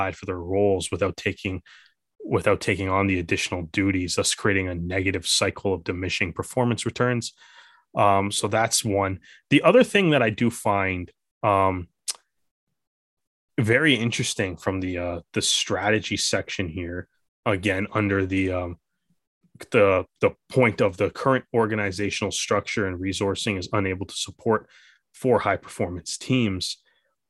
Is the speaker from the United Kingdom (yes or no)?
no; Canada; as a Canadian